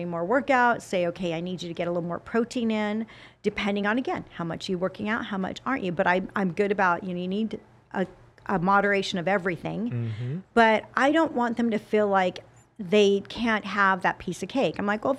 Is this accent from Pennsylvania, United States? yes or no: no; Salt Lake City, Utah, United States; I grew up in a Democratic family in a Republican state. Because I'm from Salt Lake City, Utah.